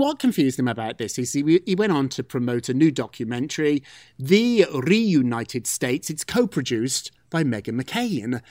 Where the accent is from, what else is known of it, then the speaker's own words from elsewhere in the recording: United Kingdom; moved away; I'm British. Brits, Brits don't care about food that much